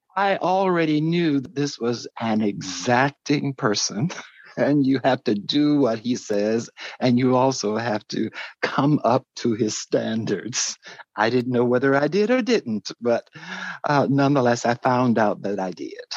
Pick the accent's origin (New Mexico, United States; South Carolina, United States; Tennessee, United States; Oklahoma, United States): South Carolina, United States; Greenville; moved away as an adult; also born or lived in Washington, D.C. / Chicago / Wichita, Kansas; I'm from Greenville, South Carolina, and I started uh, my trek as a musician, liturgist uh, at about uh, seven years old